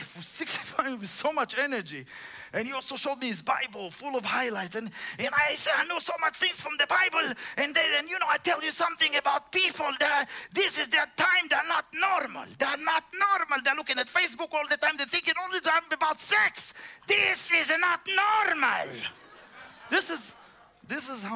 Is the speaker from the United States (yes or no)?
no; Israel; moved away; I'm just from Israel.